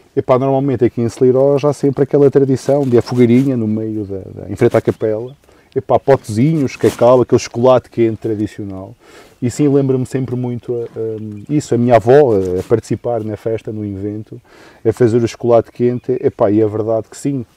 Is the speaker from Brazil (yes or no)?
no; Valdemendins, Douro, Norte, Portugal; also born or lived in Peso da Régua; Sou um douriense, assim, de origem, nascido e criado em Valdemendins, agora na Régua